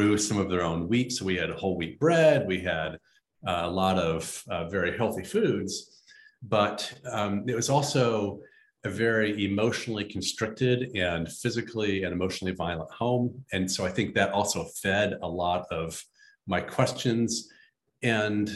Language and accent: English; Midwest, United States; I grew up in the Midwest on a farm in a very conservative tradition